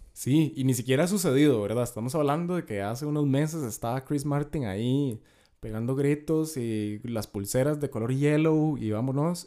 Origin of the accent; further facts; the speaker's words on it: Costa Rica; como tico